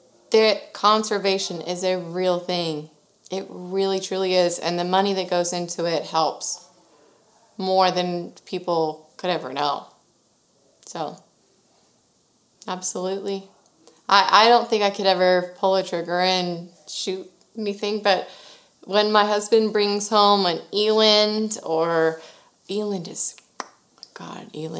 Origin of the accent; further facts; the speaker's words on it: Sugar Land, Texas, United States; I was born and raised in Sugar Land, Texas, which is very close